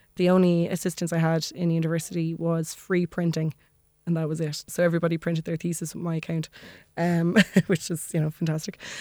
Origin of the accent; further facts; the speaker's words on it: Maynooth, Leinster, Ireland; also born or lived in Dublin; I grew up in Maynooth